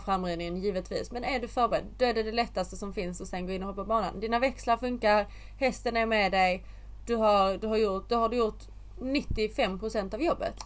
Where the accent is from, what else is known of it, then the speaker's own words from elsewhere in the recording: Sweden; now in England; när jag bodde hemma i Sverige